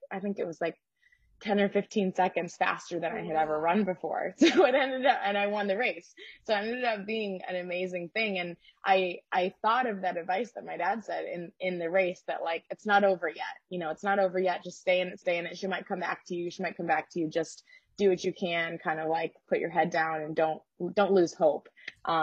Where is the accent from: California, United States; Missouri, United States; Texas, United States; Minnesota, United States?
Missouri, United States; St. Louis; I'm from Missouri